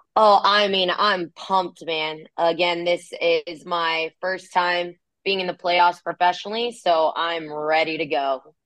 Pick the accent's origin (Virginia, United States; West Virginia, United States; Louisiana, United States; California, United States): California, United States; moved away as an adult; now in Kansas City, United States; I'm from California. So, you know, I'm a beach girl